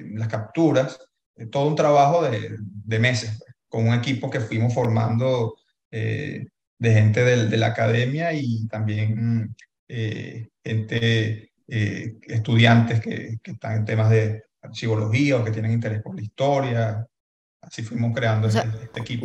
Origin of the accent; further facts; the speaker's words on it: Venezuela; existimos como venezolanos